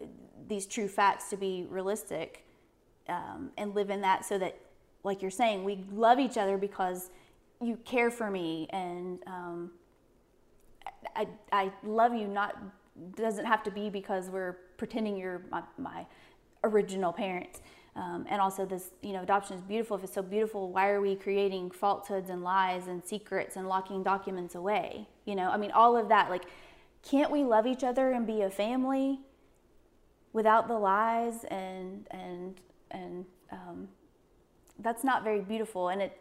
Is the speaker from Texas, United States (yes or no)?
no; Norfolk, Virginia, United States; born there; I was born in Norfolk, Virginia.